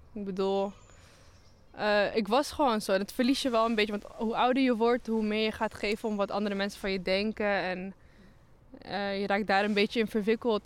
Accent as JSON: {"language": "Dutch", "country": "Netherlands", "tie": "born or raised there", "said": "ik ben opgegroeid in Oost"}